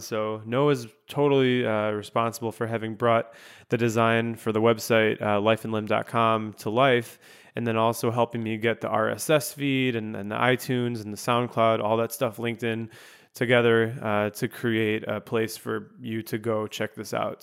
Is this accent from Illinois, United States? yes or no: yes; Chicago, Illinois, United States; moved away as an adult; also born or lived in Grand Rapids, Michigan; I was moving from Grand Rapids, Michigan back here to my hometown of Chicago